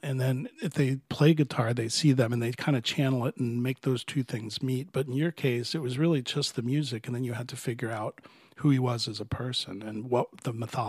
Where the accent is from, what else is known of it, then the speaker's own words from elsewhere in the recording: Miami, Florida, United States; Yeah, I grew up in Florida, but it was a lot further south in Miami in the 60s and 70s. But my mom was from Alabama.